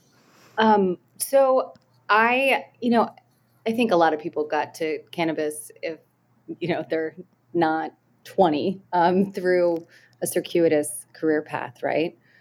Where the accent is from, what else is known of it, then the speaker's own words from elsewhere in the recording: Delaware, United States; growing up in Delaware